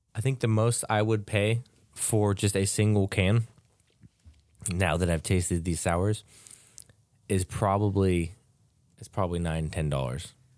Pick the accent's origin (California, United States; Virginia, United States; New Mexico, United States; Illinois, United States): California, United States; close to my hometown in Georgetown